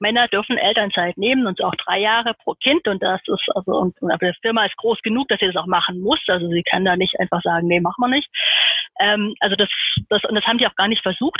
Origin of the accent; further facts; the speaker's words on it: Heidelberg, Baden-Württemberg, Germany; ich bin in Heidelberg geboren